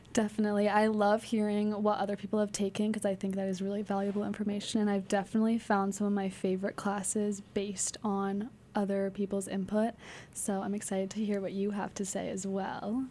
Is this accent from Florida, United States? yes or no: no; Sudbury, Massachusetts, United States; I'm from Sudbury, Mass